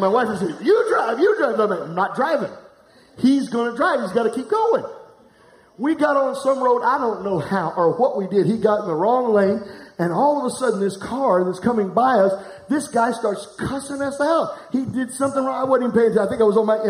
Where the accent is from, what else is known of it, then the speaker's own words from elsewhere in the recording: Florence, United States; I'm from Florence.